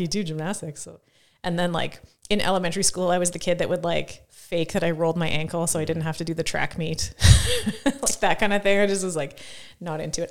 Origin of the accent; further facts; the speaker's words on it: Saskatoon, Saskatchewan, Canada; I grew up about two hundred meters from where we are right now.